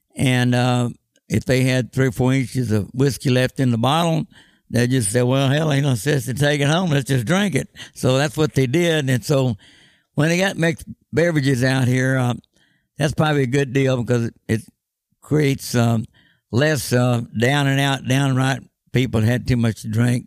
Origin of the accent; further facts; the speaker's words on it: Austin, Texas, United States; when I was growing up in Austin, Texas.